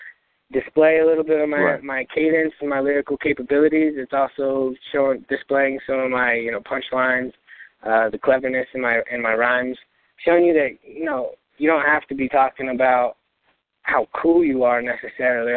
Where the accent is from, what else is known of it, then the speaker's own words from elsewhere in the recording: Albuquerque, New Mexico, United States; I was born in Albuquerque, New Mexico, over in the International District, or otherwise known as the War Zone.